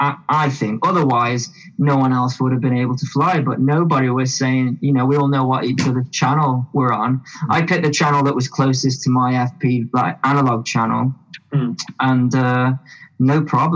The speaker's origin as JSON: {"language": "English", "country": "United Kingdom", "said": "I wonder what will happen if I do that here with us being British."}